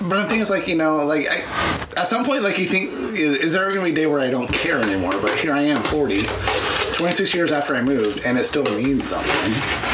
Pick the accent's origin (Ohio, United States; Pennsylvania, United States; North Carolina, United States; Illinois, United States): Pennsylvania, United States; Crawford County; now in California, United States; growing up bored in the fucking late 80s in Crawford County